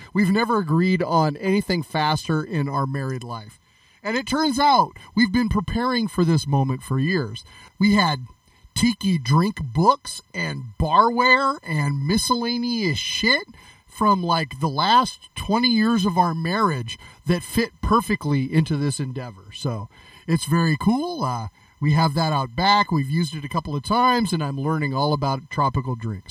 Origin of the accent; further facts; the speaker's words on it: California, United States; I grew up in California